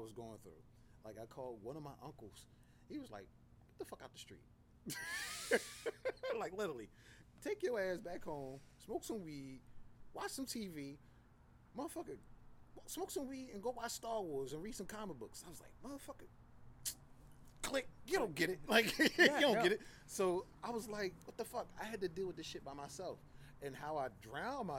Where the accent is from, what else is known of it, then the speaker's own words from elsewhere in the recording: Philadelphia, Pennsylvania, United States; I'm from Philly, so I lived behind a fucking art museum.